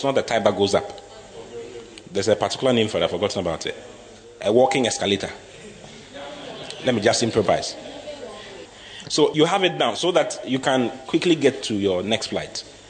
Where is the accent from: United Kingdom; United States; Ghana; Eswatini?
Ghana; I don't know. I'm from Africa. I'm from Ghana.